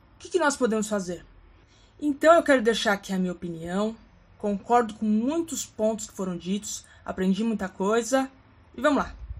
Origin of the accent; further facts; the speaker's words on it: São Paulo, Brazil; sou paulistana, que estou aqui na, na capital, de São Paulo